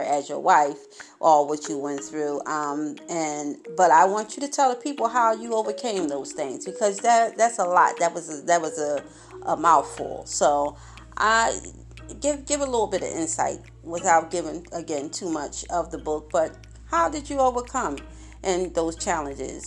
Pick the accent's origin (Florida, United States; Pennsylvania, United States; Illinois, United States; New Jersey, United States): Pennsylvania, United States; Philadelphia; being from Philadelphia, growing up in Philadelphia all my life